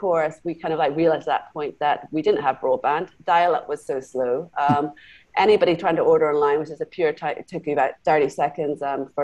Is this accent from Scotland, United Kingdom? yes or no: yes; Scotland, United Kingdom; moved away as an adult; also born or lived in Glasgow / London; now in Singapore; I was actually grew up in Scotland. I'm half Canadian, half Scottish